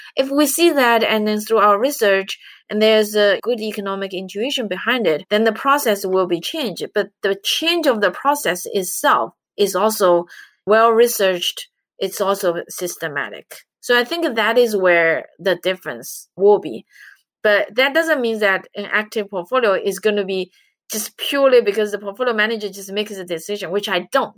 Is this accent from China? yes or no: yes; China; moved away as an adult; now in United States; I'm from China